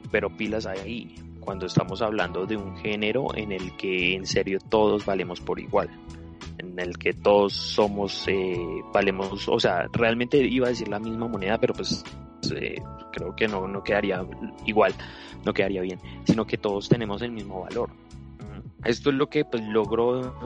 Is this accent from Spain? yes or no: no; Colombia; somos latinos, somos colombianos